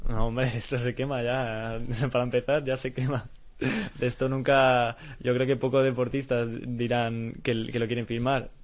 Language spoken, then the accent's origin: Spanish; Spain; yo también me siento muy orgulloso de ser español